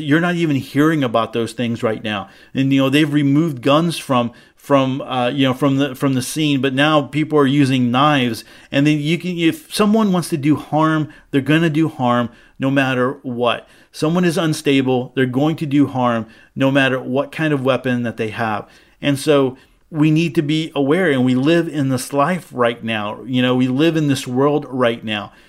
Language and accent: English; United States; As an American Jew